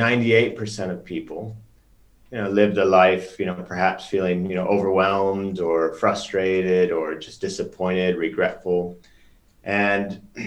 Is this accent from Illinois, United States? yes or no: yes; Chicago, Illinois, United States; moved away as an adult; also born or lived in Norway; now in London, United Kingdom; grew up in Chicago for the most part